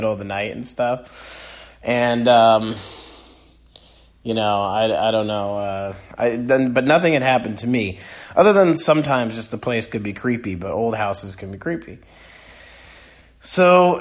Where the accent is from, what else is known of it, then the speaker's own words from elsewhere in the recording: East Haddam, Connecticut, United States; also born or lived in Norwich, Connecticut; I grew up in East Haddam /Mudus, Connecticut